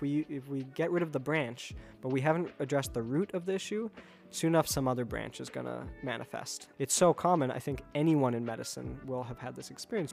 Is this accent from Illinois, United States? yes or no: yes; Chicago, Illinois, United States; moved away as an adult; also born or lived in East Coast; I grew up in the Chicago area, and, um, and then have sort of been moving around the East Coast the last ten, fifteen years